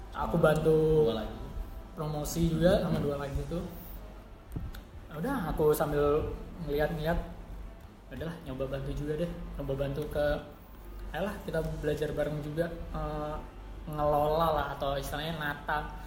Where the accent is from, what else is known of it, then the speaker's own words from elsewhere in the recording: Malang, East Java, Indonesia; Kebetulan aku kenal Salman juga karena sama-sama aku asli Malang, Salman juga kuliah di Malang.